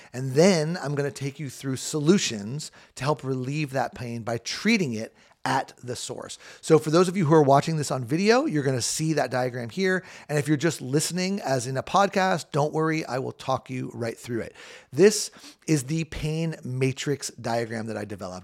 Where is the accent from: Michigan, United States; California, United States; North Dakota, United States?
California, United States; Southern; I grew up in Southern California